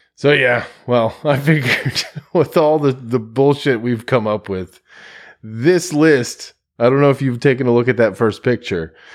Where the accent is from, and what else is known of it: United States